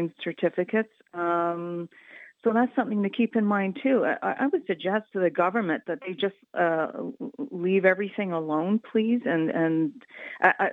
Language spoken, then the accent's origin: English; Canada; I'm Canadian